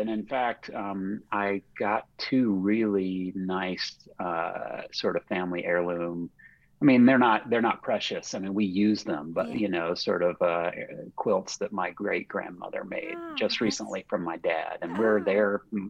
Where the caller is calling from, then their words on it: Charlottesville, Virginia, United States; I am calling in from Charlottesville, Virginia, in beautiful central Virginia.